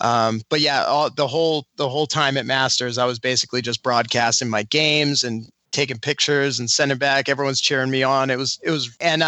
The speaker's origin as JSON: {"language": "English", "area": "Cape Cod", "region": "Massachusetts", "country": "United States", "said": "I come from the Northeast. We come from a little corner of the Northeast, Cape Cod. It's in Massachusetts."}